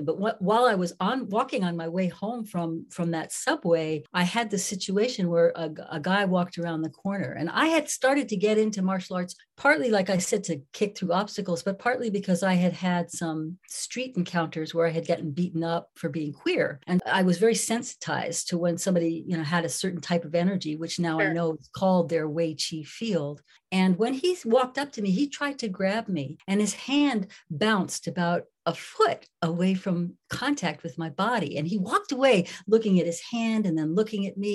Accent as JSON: {"language": "English", "town": "New York City", "region": "New York", "country": "United States", "tie": "born or raised there", "said": "I grew up in New York City"}